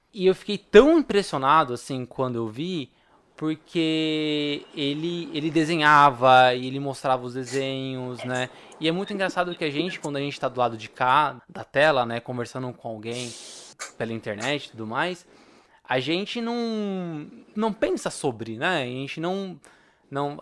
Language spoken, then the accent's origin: Portuguese; São Paulo, Brazil; sou de São Paulo